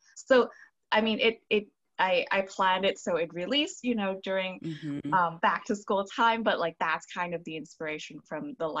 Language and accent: English; Hong Kong; I'm an immigrant from Hong Kong